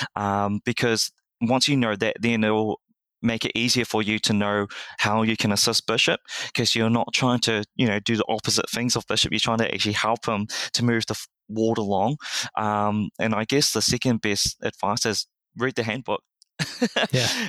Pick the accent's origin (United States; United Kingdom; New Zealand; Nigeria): New Zealand; I was born and raised in New Zealand